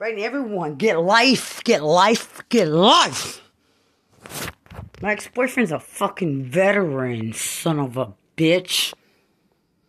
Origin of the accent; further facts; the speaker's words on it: Lubbock, Texas, United States; I'm from Lubbock.